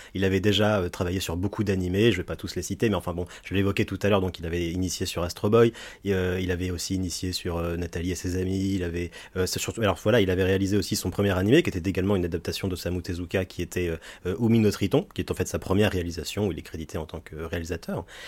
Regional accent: France; chez nous en France

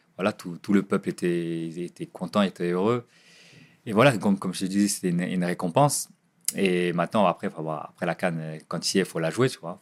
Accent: Nantes, Pays de la Loire, France; now in Ajaccio, France; je venais du quartier de Dervalière, quartier des Dervalières

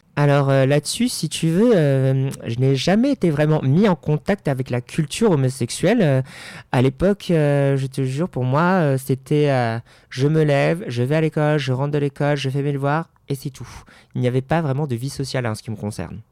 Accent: Paris, Île-de-France, France; moved away as an adult; now in Hauts-de-Seine, France; je suis parisien de naissance

